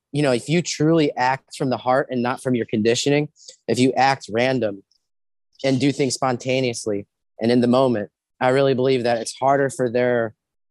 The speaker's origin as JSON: {"language": "English", "region": "Ohio", "country": "United States", "tie": "born or raised there", "said": "I was born in Ohio."}